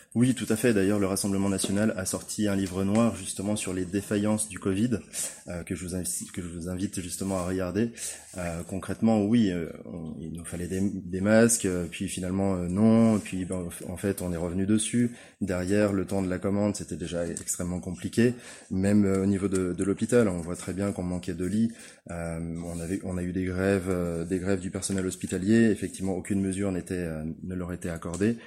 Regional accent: Chambéry, Auvergne-Rhône-Alpes, France; Je suis né à Chambéry

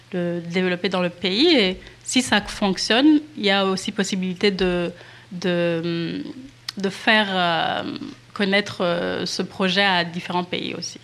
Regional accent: Rwanda; je viens du Rwanda

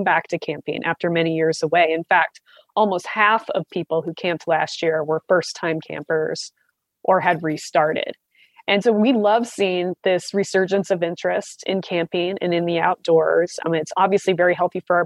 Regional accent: Southwest Montana, United States; My hometown had 700 people, Southwest Montana.

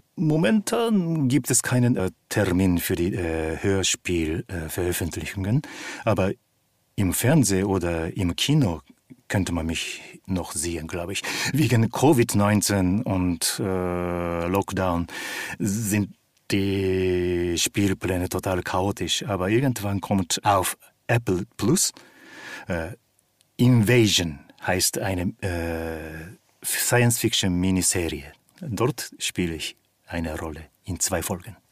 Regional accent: Japan; moved away; Ich bin in Japan aufgewachsen

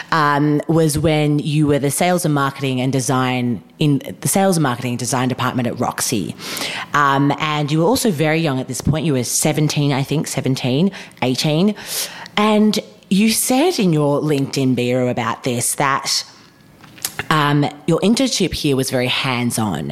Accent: Melbourne, Victoria, Australia; we are from Melbourne

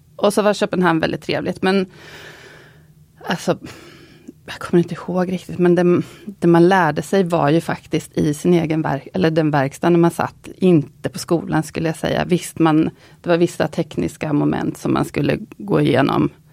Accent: Linköping, Östergötland, Sweden; jag kommer från Linköping som är en universitetsstad där det var helt andra karriärer som liksom hägrade för många

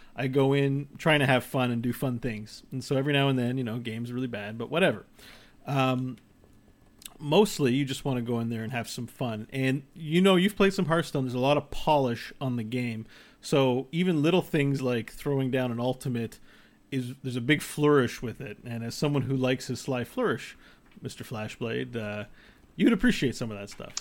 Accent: Canada; we're Canadian

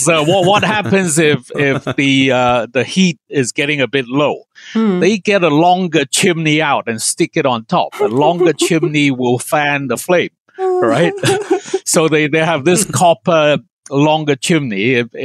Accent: Hong Kong; Yeah, but where I grew up in Hong Kong, again, hot pot is done in multiple different ways.

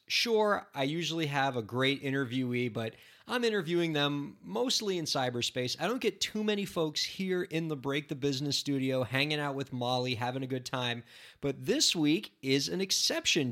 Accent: United States; I'm American

